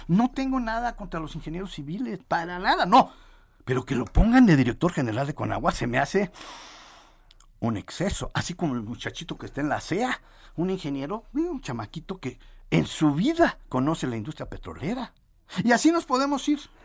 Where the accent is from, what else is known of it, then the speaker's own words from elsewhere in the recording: a small town in Michoacán, Mexico; soy de un pueblito de Michoacán